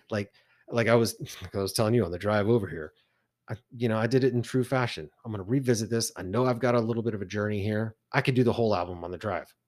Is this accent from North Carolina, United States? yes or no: no; Texas, United States; And I said, "Texas."